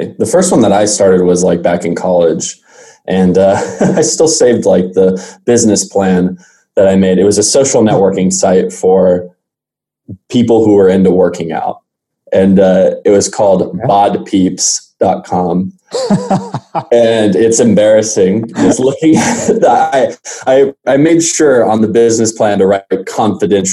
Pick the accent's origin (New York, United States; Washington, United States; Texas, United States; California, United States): Texas, United States; Arlington; originally, I'm born and raised in Arlington, Texas.